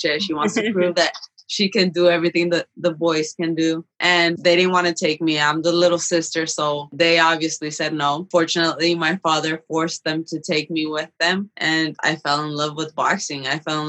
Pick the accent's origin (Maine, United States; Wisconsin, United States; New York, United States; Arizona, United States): Arizona, United States; Phoenix; we came here undocumented when I was a kid. I grew up here in South Phoenix